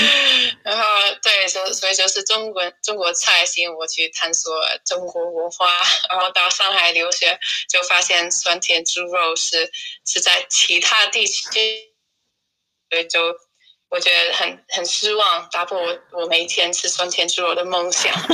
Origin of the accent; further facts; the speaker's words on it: United Kingdom; Chinese is a second language; also born or lived in Shanghai, China / Tainan, Taiwan / Leeds; 我来自英国，现在我在布莱顿，呃，因为英国都在封城